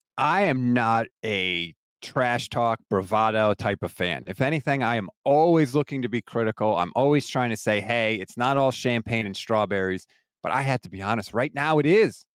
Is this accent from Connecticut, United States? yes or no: yes; Connecticut, United States; I actually live in Connecticut, born and raised in Connecticut